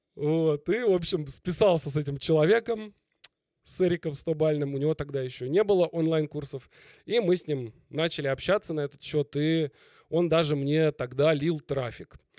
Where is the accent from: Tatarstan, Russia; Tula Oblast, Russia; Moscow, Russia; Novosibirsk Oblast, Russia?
Moscow, Russia; в Москве. Мгм. Я изначально москвич